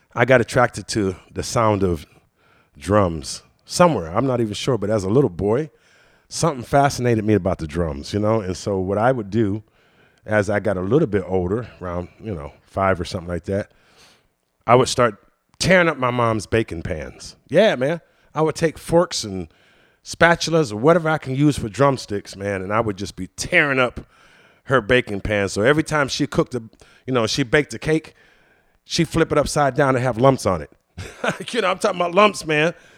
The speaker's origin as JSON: {"language": "English", "town": "Washington", "region": "Pennsylvania", "country": "United States", "tie": "born or raised there", "also_born_or_lived": "Pittsburgh, Pennsylvania", "said": "Washington, Pennsylvania, but that's where I was actually born"}